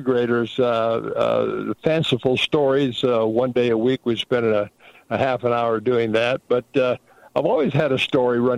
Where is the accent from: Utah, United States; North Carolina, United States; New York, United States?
Utah, United States; Salt Lake City; also born or lived in Provo, Utah / Orem, Utah; born and raised in Salt Lake at the old St. Mark's Hospital up there in Salt Lake